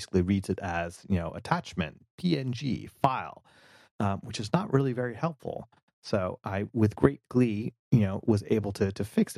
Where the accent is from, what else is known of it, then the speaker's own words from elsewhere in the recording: United States; as an American